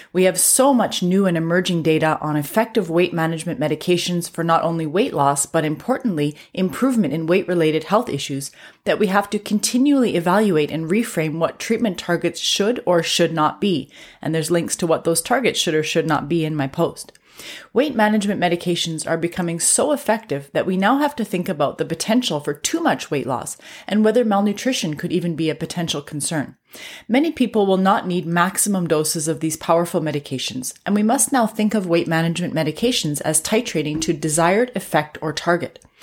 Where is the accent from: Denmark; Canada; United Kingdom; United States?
Canada; I'm a Canadian physician